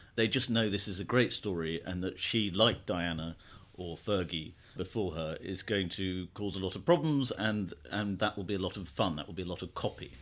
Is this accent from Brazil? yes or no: no; United Kingdom